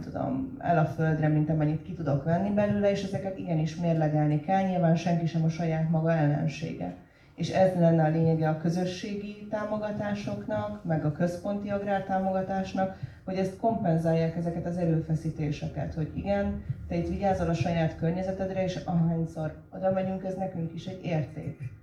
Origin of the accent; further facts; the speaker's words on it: Budapest, Hungary; moved away as an adult; a Budapest iránt, ahol felnőttem